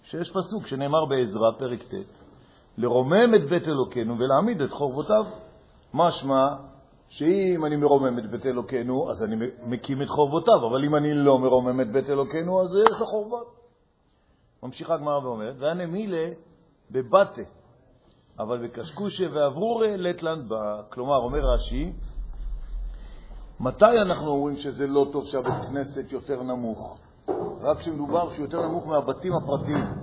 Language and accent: Hebrew; Jerusalem, Jerusalem District, Israel; נכון. אני ירושלמי.